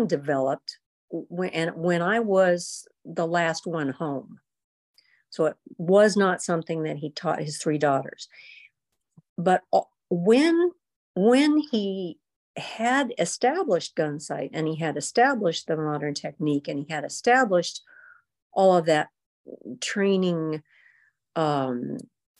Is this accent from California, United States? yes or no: yes; Big Bear Lake, California, United States; when I was growing up in Big Bear